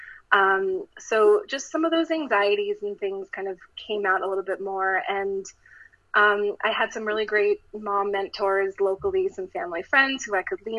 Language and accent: English; Maryland, United States; moved away as an adult; also born or lived in Michigan; now in Los Angeles, United States; I'm from Maryland, and I grew up on the East Coast